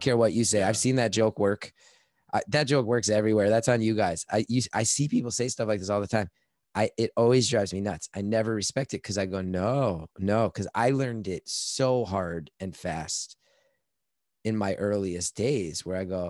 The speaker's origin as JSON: {"language": "English", "region": "New York", "country": "United States", "said": "I'm like this New Yorker"}